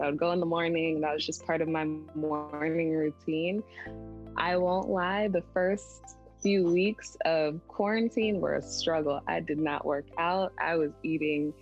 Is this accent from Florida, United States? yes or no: yes; Florida, United States; also born or lived in Boston, Massachusetts; I grew up mostly in Florida, was raised a bit in Boston, went back and forth